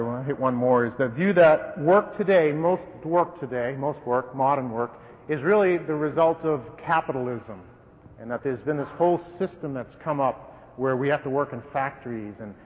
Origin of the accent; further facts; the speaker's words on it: Wellesley, Massachusetts, United States; I came from a fairly affluent family in a fairly affluent town, Andover version down west of Boston, Wellesley. Don't snicker and sneer, please, but that's my hometown.